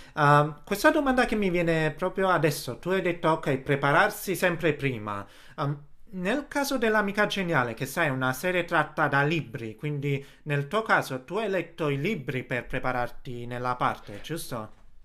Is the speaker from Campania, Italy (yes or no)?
yes; Naples, Campania, Italy; moved away; sono napoletano